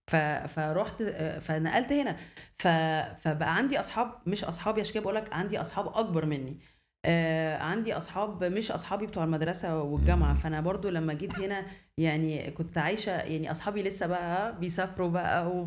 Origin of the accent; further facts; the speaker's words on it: Alexandria, Alexandria Governorate, Egypt; now in Cairo, Egypt; اتولدت في اسكندريه ودخلت مدرسه الماني في اسكندريه ودخلت الجامعه في اسكندريه يعني حياتي كلها كانت في اسكندريه